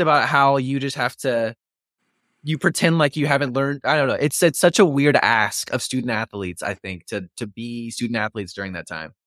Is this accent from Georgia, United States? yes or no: no; Waco, Texas, United States; I was born in ninety-four, but because I grew up in Waco